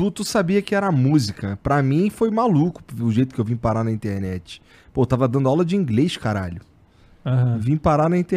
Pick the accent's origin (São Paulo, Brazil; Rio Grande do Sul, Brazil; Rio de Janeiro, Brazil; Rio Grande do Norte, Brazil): Rio de Janeiro, Brazil; accent: carioca; moved away; Eu sou lá do. Bom, eu morei eu morava no Rocha.